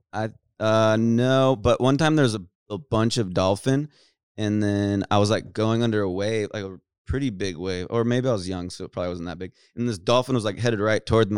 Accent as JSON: {"language": "English", "region": "California", "country": "United States", "tie": "born or raised there", "said": "born and raised in Cali, blonde, douchebag"}